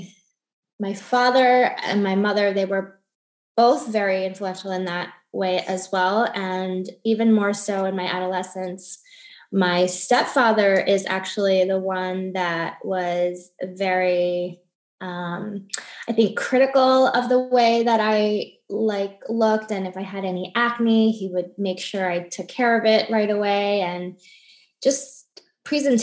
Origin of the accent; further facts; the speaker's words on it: New York, United States; moved away as an adult; also born or lived in Miami, Florida; now in Weston, Florida, United States; I'm originally from New York.